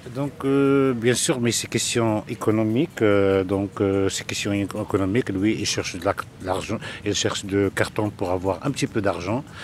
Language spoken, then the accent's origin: French; Casablanca, Casablanca-Settat, Morocco; j'ai passé mon enfance ici à Casablanca, je suis né à Casablanca